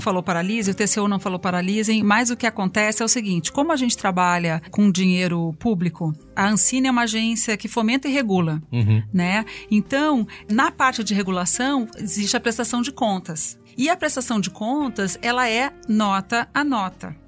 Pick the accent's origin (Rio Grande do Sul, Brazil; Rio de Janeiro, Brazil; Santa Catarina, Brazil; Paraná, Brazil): Rio Grande do Sul, Brazil; Porto Alegre; moved away as an adult; now in São Paulo, Brazil; mudei para São Paulo em 93 sou de Porto Alegre